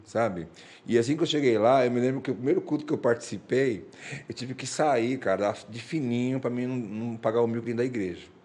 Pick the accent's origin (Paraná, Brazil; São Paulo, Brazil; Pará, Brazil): São Paulo, Brazil; moved away as an adult; also born or lived in Arapiraca, Alagoas; now in Rio de Janeiro, Brazil; a minha vida inteira eu morei em São Paulo, a vida inteira. Né? Ali eu é cresci